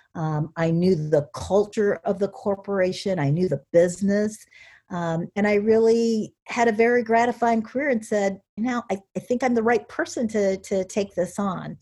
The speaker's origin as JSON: {"language": "English", "town": "Cedar Rapids", "region": "Iowa", "country": "United States", "tie": "born or raised there", "also_born_or_lived": "Connecticut / Pittsburgh / Columbus, Ohio", "moved": "as an adult", "said": "I was born and raised in Cedar Rapids"}